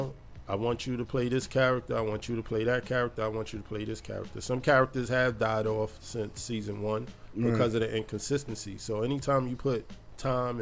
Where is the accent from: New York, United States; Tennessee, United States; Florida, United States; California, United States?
New York, United States; New York City; Born and raised from Brownsville, Brooklyn